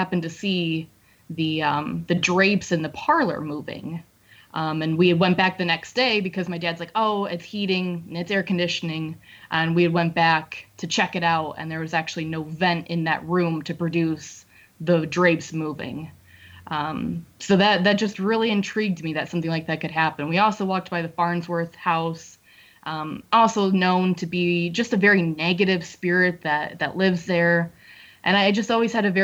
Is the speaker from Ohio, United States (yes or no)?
yes; Findlay, Ohio, United States; originally from Findlay, Ohio